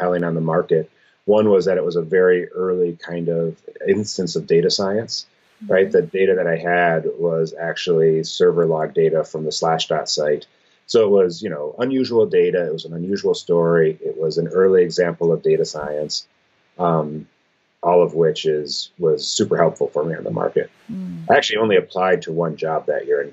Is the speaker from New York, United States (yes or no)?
no; Michigan, United States; I was from Michigan and intended to stay in Michigan